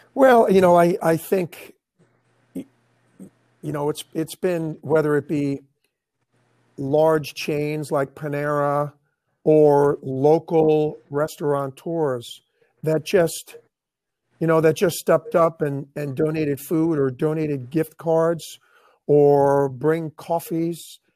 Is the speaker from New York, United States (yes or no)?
yes; New York, United States; moved away as an adult; now in Tampa Bay, United States; I'm from New York